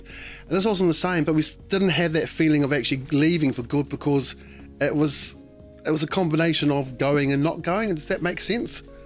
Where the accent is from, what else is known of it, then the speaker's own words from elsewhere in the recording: Auckland, New Zealand; now in London, United Kingdom; I'm going to be sailing past Devonport where I was where I was born and raised